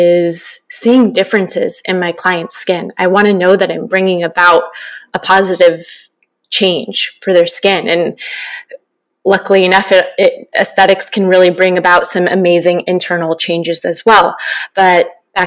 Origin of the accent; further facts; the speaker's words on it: Northern California, United States; also born or lived in Orange County, California; growing up in Northern California